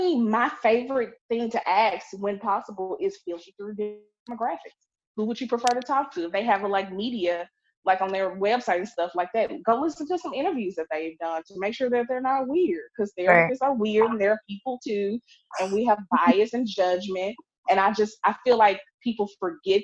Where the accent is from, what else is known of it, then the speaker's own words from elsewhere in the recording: Clarksdale, Mississippi, United States; I'm from Clarksdale, Mississippi. This is rural